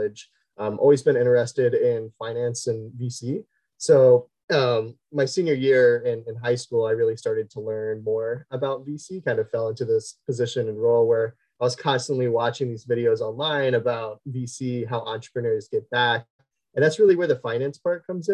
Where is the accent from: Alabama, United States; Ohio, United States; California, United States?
Ohio, United States; Southwest; born and raised Southwest Ohio